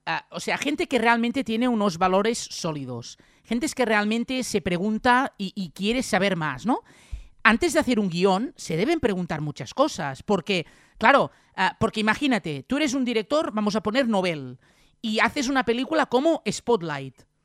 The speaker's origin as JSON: {"language": "Spanish", "region": "Catalonia", "country": "Spain", "said": "los catalanes somos españoles"}